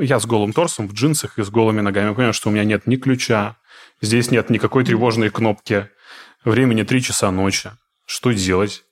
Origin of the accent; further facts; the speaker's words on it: Izhevsk, Udmurtia, Russia; moved away as an adult; now in Moscow, Russia; я из Ижевска, ну, я, по крайней мере, вырос там, все, детство провел и юность